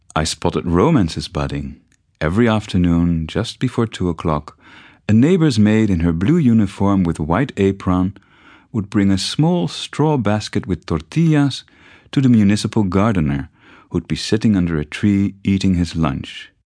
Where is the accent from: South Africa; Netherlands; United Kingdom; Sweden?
Netherlands; moved away as an adult; also born or lived in Mexico City, Mexico; growing up in the Netherlands.